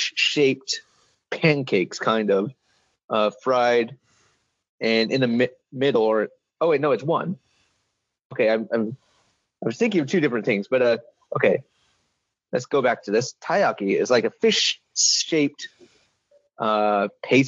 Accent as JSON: {"language": "English", "country": "United States", "said": "me being American"}